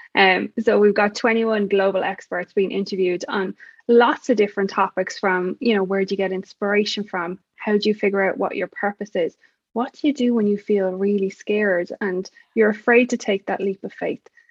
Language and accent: English; Ireland; I'm definitely not from America. No, I'm from Ireland